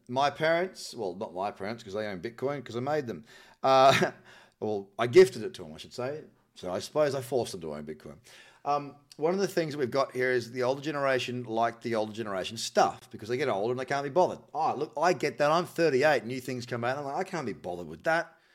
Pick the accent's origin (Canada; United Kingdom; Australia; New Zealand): New Zealand; I'm from New Zealand